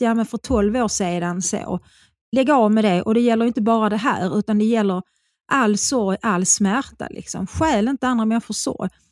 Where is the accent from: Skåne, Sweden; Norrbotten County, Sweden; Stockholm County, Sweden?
Skåne, Sweden; Svedala; also born or lived in Malmö; Jag är ju född i Malmö och jag bodde på Sorgen Fri i Malmö tills jag fyllde sju. Då flyttade vi till Svedala